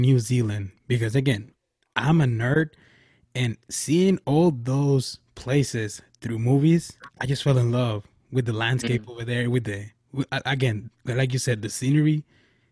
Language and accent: English; Nogales, Sonora, Mexico; my hometown